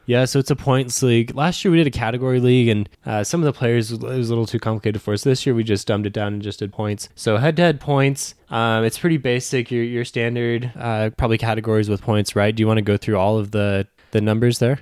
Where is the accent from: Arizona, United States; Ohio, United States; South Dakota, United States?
Arizona, United States; I'm from Arizona